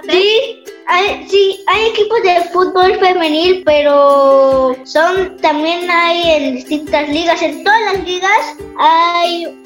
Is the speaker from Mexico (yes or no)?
yes; Tampico, Tamaulipas, Mexico; moved away; El primero es un equipo de donde yo vengo que se llama Tampico Madero.